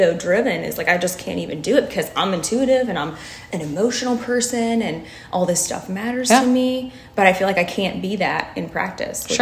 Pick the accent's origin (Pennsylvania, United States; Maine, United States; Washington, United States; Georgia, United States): Pennsylvania, United States; Pittsburgh; moved away as an adult; also born or lived in Naples, Florida; now in Pensacola, United States; I was born and raised in Pittsburgh, Pennsylvania